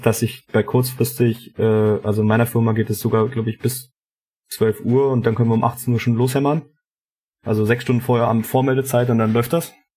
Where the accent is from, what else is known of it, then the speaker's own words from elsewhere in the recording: eastern Germany, Brandenburg, Germany; uns hier im, im Osten